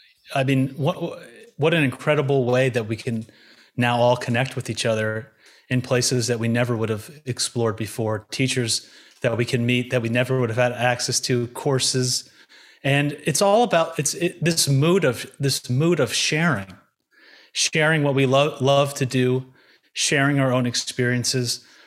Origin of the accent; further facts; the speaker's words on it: New York, United States; born there; I was born in Long Island, New York, very kind of mainstream upbringing.